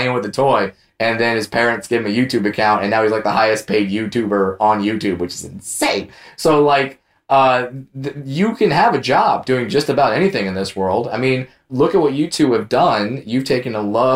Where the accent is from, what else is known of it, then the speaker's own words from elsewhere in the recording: Orange County, California, United States; growing up in Orange County, I worked at Disneyland